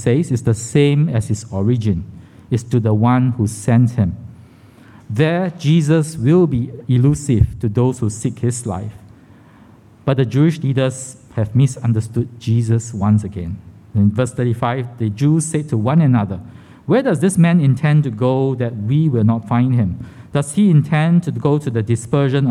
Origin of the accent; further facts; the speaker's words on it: Singapore; I was born in Kandang Kerbau Hospital, KKH, the old name, right? My home address at that time was along Jalan Tiga Ratus. So I wasn't sure what it looked like because I moved when I was less than 2 years old